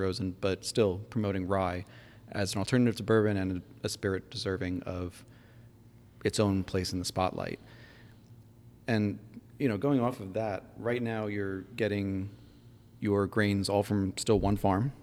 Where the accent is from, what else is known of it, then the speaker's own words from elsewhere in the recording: New York, United States; my home state